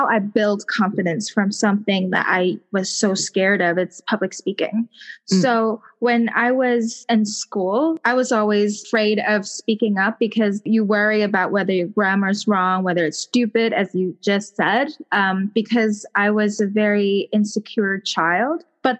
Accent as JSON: {"language": "English", "country": "Hong Kong", "accent": "Hong Kong", "second_language": "English", "said": "I strive to learn, you know, like how to get rid of that Hong Kong accent when I'm speaking English"}